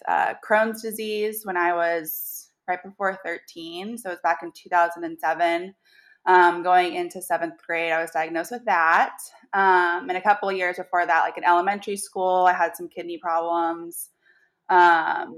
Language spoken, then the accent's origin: English; Columbus, Ohio, United States; moved away as an adult; now in Kentucky, United States; I was born and raised in Columbus, went to Ohio State